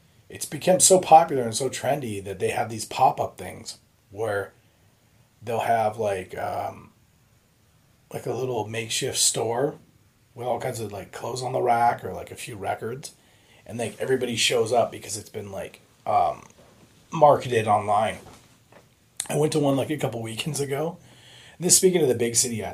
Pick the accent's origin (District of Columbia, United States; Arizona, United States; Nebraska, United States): Arizona, United States; Phoenix; I was born in Phoenix.